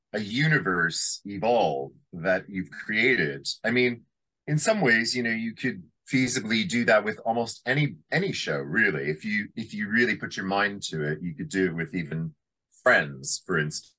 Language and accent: English; Canada; I remember being a very young boy and growing up in Canada